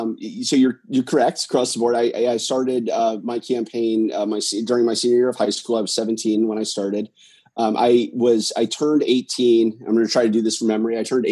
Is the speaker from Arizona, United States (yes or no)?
no; Minster, Ohio, United States; moved away as an adult; now in San Jose, United States; my hometown in Minster, Ohio.